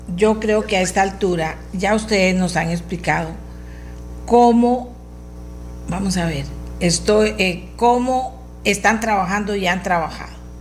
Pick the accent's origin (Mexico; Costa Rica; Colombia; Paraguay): Costa Rica; soy costarricense y vivo en este país